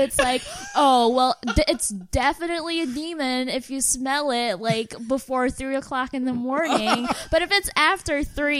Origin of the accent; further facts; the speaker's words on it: Philippines; moved away; so I grew up in the Philippines